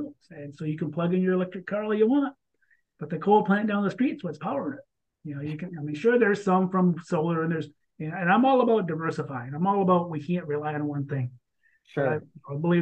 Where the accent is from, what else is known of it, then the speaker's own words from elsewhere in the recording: Michigan, United States; here in my home state of Michigan